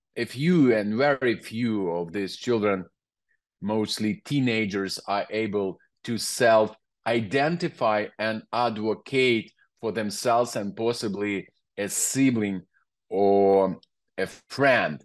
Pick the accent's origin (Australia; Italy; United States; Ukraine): Ukraine; English is a second language; I grew up in Soviet Union